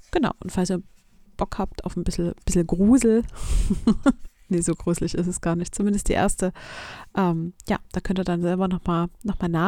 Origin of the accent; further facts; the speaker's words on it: Hohenstein-Ernstthal, Saxony, Germany; now in Chemnitz, Germany; Die stammt aus meinem Heimatort Hohenstein-Ernstal. Da habe ich viele, viele Jahre gewohnt, bis ich dann nach Chemnitz gezogen bin.